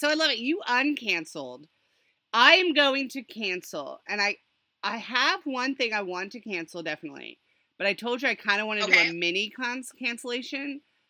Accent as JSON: {"language": "English", "region": "England", "country": "United Kingdom", "tie": "born or raised there", "moved": "yes", "said": "I was born in England. I still hold British citizenship"}